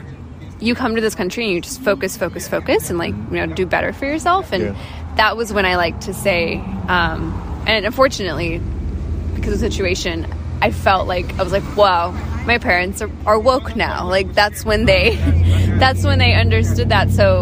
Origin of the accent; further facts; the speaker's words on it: Oklahoma City, Oklahoma, United States; I was born and raised in Oklahoma